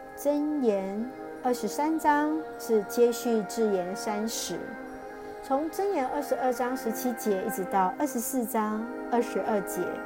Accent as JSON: {"language": "Chinese", "country": "Taiwan", "said": "谢谢主爱我们台湾，"}